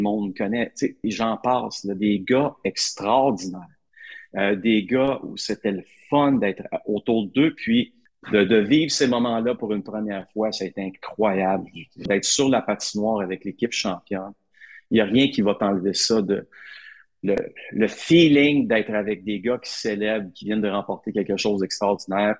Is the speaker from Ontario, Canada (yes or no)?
no; Gatineau, Quebec, Canada; moi, j'ai grandi à Hull.